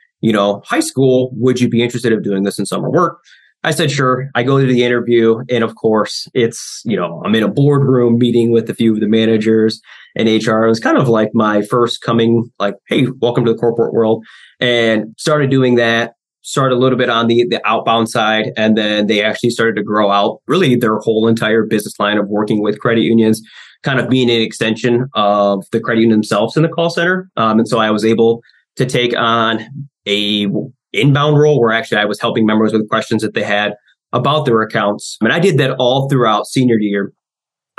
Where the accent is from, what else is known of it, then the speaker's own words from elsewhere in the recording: Midwest, United States; I'm a Midwesterner